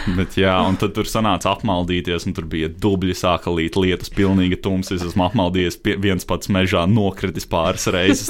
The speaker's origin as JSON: {"language": "Latvian", "town": "Daugavpils", "region": "Latgale", "country": "Latvia", "tie": "born or raised there", "said": "es esmu dzimis Daugopilī"}